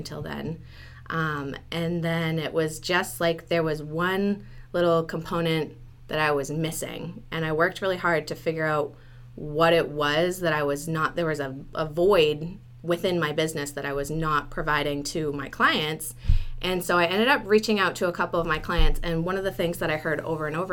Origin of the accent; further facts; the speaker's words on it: New Hampshire, United States; I live in Dover. I'm actually originally from New Hampshire, and I love the area, so I decided to stay here